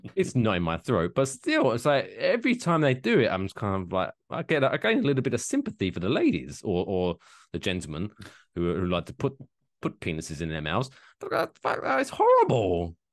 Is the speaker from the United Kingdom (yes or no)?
yes; England, United Kingdom; now in Ridgefield, New Jersey, United States; I grew up in England where it's not a big thing